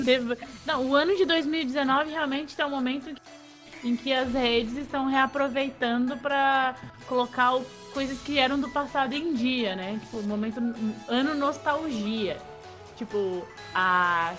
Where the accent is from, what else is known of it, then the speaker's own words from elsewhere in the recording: Santa Catarina, Brazil; eu sou de Santa Catarina